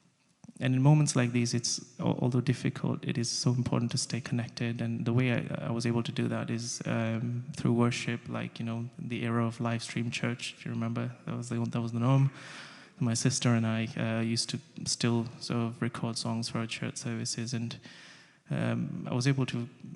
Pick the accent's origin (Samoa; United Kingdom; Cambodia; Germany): Samoa; also born or lived in India / Russia; I was born in India, but I grew up in Samoa, which is a beautiful island in the Pacific. I was raised in Russia